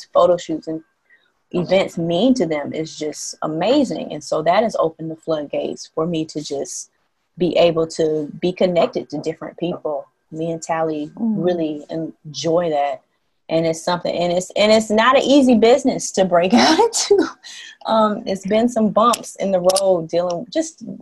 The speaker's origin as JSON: {"language": "English", "region": "the South", "country": "United States", "tie": "born or raised there", "moved": "as an adult", "lives_now": "Haiti", "said": "growing up in the South"}